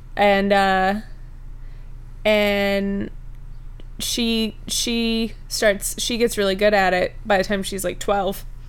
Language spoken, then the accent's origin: English; Kentucky, United States; I'm from Kentucky